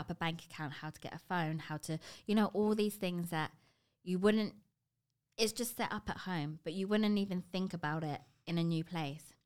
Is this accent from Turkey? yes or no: no; London, United Kingdom; moved away as an adult; now in Toronto, Canada; before Toronto, I ha-, was born and bred in London